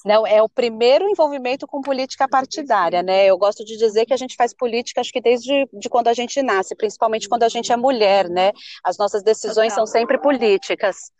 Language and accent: Portuguese; São Paulo, Brazil; also born or lived in Campinas; eu nasci aqui em São Paulo, é, no bairro de Pirituba. Eu morei durante 10 anos aqui em São Paulo, depois eu cresci em Campinas e voltei para cá para estudar.